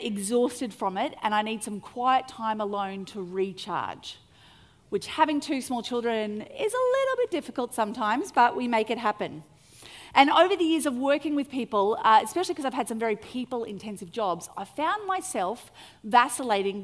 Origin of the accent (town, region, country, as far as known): Australia